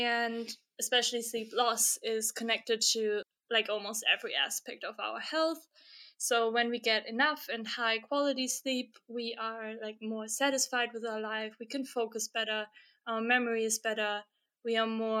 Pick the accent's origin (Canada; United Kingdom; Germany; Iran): Germany; now in Stockholm, Sweden; I'm currently based in Stockholm, Sweden, but I'm originally from Germany